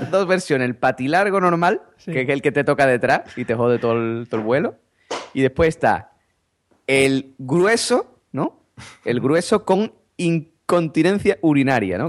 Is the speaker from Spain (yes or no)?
yes; Spain; como los españoles somos buena gente